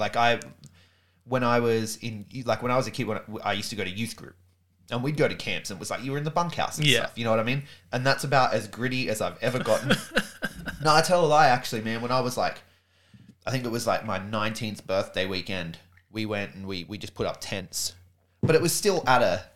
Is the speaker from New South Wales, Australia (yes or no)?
yes; Sydney, New South Wales, Australia; I grew up in Sydney, man. Grew up in Sydney, right at the foot of the Blue Mountains.